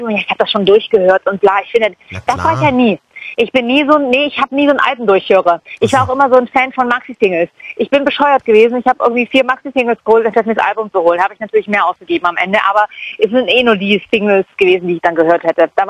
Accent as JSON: {"language": "German", "region": "East Germany", "country": "Germany", "said": "Ich komme ja aus dem Osten, aus der Schwanzgegend, Thunderdome"}